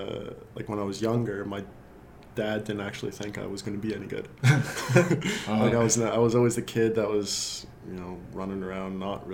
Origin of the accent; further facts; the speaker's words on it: Kentville, Nova Scotia, Canada; born there; I was born in Kentville, Nova Scotia.